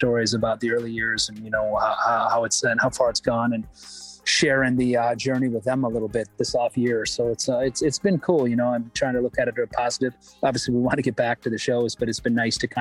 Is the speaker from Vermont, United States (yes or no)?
no; Michigan, United States; I'm from Michigan, so Eastern time zone.